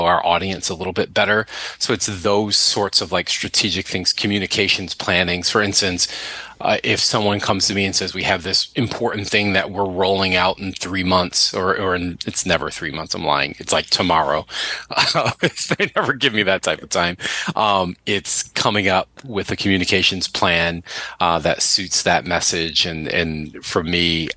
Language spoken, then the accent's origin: English; Buffalo, New York, United States; moved away; also born or lived in Boston; I'm originally from Buffalo